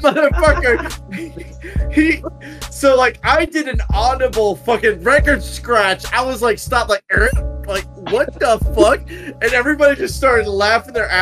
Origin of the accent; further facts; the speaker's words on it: Texas, United States; just a fucking Texan